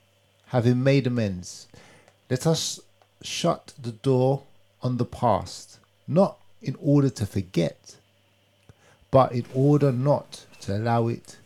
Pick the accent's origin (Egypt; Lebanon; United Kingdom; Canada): United Kingdom; And we're British.